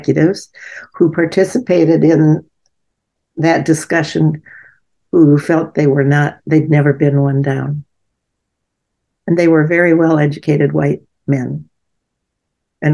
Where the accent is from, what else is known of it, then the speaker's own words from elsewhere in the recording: Gary, Indiana, United States; I grew up in Gary, Indiana, where the black to white ratio was pretty even